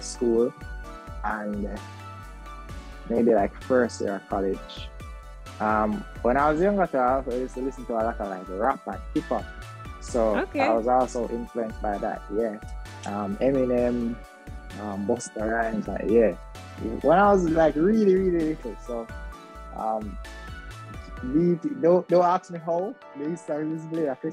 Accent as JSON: {"language": "English", "town": "Kingston", "country": "Jamaica", "tie": "born or raised there", "also_born_or_lived": "Mandeville, Manchester, Jamaica", "said": "I grew up in Kingston"}